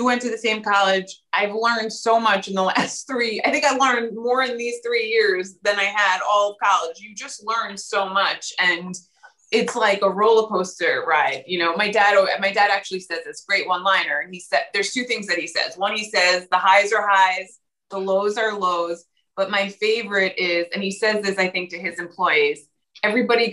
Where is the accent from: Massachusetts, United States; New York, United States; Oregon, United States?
New York, United States; I'm the New Yorker